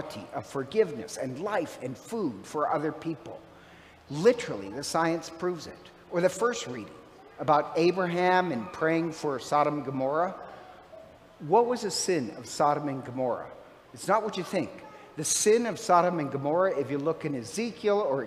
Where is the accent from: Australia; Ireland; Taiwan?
Ireland; I'm Irish